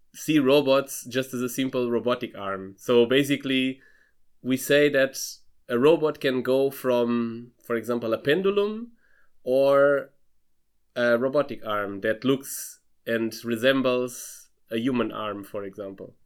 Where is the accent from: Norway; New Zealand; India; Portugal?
Portugal; Lisbon; moved away as an adult; also born or lived in Freiburg, Germany; now in Darmstadt, Germany; I'm originally from Lisbon, from Portugal